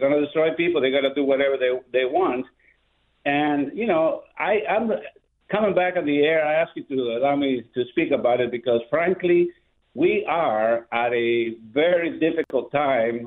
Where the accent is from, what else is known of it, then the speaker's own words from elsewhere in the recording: Guatemala; now in Orlando, United States; I am originally from Guatemala.